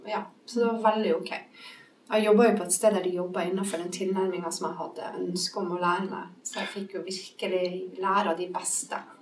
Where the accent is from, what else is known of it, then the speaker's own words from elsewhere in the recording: Bodø, Nordland, Norway; moved away; also born or lived in Bergen; Der jeg vokste opp i Bodø